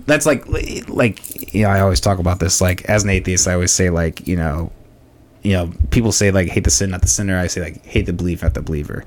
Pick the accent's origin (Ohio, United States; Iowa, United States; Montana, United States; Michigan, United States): Iowa, United States; Orange City; also born or lived in Des Moines, Iowa; I grew up in Orange City